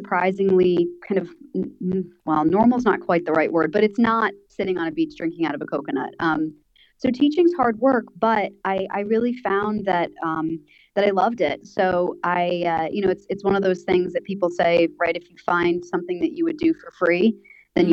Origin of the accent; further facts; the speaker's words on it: United States; moved away as an adult; now in Thailand; I'm from America, for those of you that can't tell from my accent.